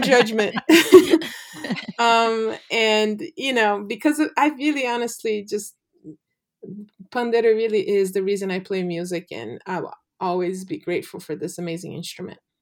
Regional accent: Brazil; now in United States; I'm Braz, clearly Brazilian

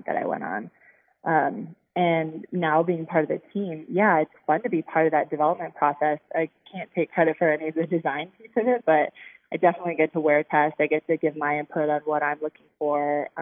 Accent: Chicago, Illinois, United States; I'm actually from the Chicago area. So I was like a suburb girl growing up.

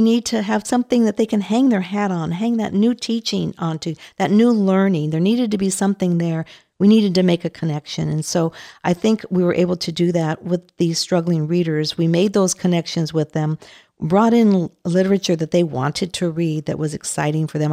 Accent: Los Angeles, California, United States; I am Latina. I grew up in East L

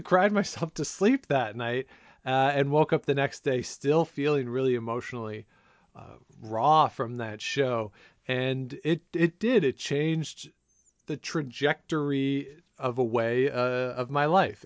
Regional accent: outside of Toronto, Ontario, Canada; we grew up outside of Toronto

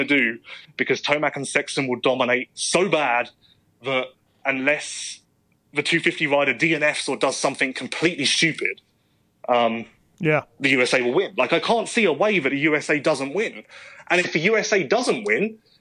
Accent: United Kingdom; being British

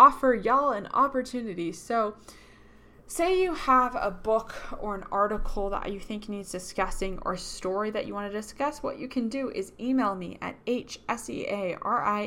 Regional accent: Boston, Massachusetts, United States; moved away as an adult; now in Utah, United States; I'm from Boston, Massachusetts

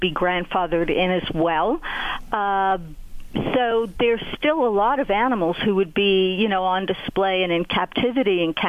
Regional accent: United States; as an American

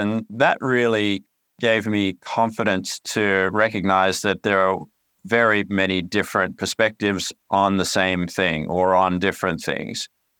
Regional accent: Canada; accent: twang; also born or lived in Australia; You might hear a bit of a twang in my voice, but that's because I grew up in two countries. I was born in Australia, but spent most of my formative years in Canada.

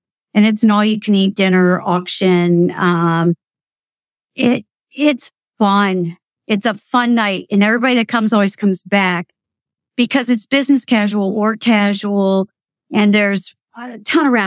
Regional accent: Potter County, Pennsylvania, United States; moved away as an adult; now in Lancaster, United States; growing up in Potter County, I'm a country girl.

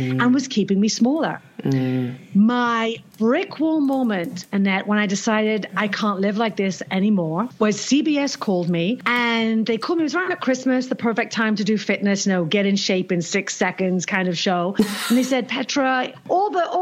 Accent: England, United Kingdom; moved away as an adult; now in New York, United States; And we're British.

